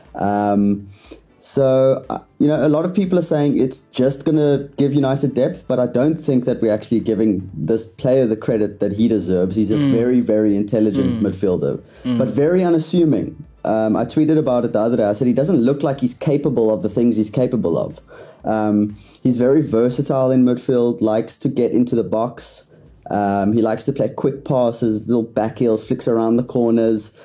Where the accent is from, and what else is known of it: South Africa